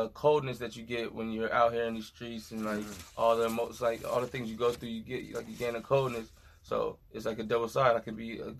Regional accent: Oxnard, California, United States; I'm from Oxnard, California.

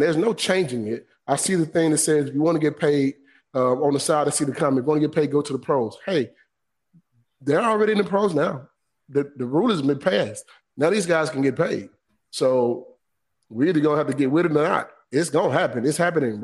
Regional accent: Griffin, Georgia, United States; I'm from Griffin, Georgia

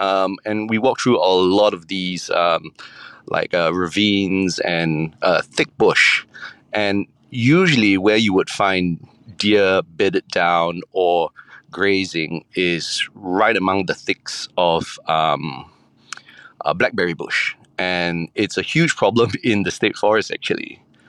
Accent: Singapore; So I grew up in Singapore, and I come from a background where I'm Peranakan.

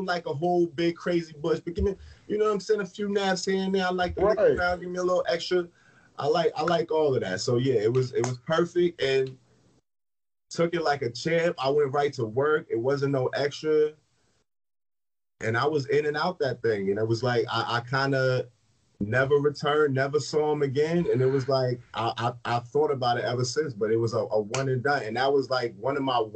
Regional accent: New Jersey, United States; moved away; I'm from Jersey, so I was in Jersey

